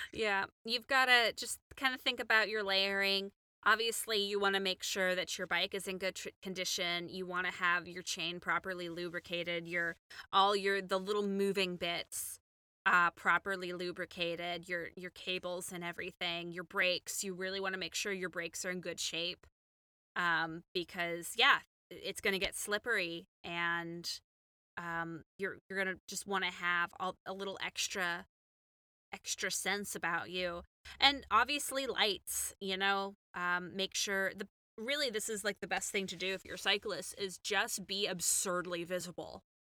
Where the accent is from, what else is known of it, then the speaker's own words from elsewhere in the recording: Houston, Texas, United States; moved away as an adult; also born or lived in Chicago; as a Texan, as somebody who grew up in Houston